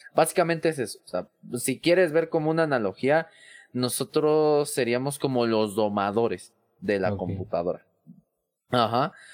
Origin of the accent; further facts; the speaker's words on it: Mexico City, Mexico; yo soy de la Ciudad de México